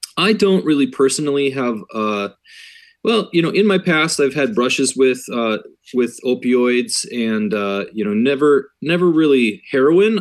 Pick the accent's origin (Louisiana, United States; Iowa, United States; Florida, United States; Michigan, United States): Iowa, United States; I grew up in Iowa myself